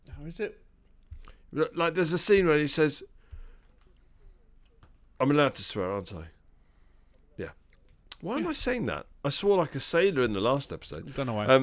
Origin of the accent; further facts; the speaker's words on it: England, United Kingdom; We as a Brit- uh, as British, uh, you know, uh, as people who are British